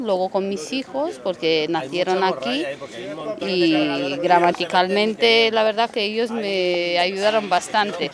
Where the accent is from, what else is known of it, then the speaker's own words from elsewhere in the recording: mountain village near Brasov, Transylvania, Brașov County, Romania; moved away as an adult; also born or lived in Spain; now in Madrid, Spain; Pues estamos de Rumanía nosotros